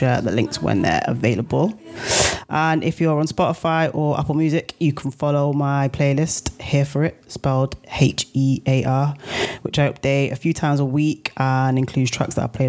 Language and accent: English; Manchester, North West England, United Kingdom; my hometown, from Manchester